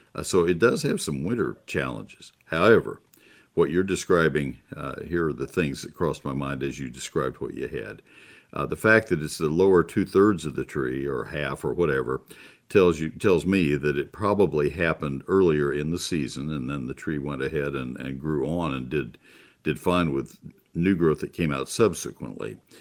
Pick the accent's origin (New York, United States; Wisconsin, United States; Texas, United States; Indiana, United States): Texas, United States; College Station; also born or lived in San Antonio, Texas; I grew up in College Station